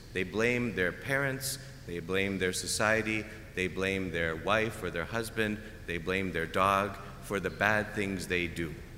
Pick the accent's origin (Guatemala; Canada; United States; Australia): Canada; moved away; I'm Canadian. We play hockey. I did not understand football really until I came here